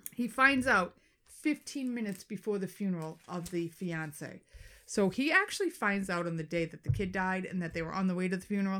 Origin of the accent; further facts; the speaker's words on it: Boston, Massachusetts, United States; accent: Boston; my Boston accent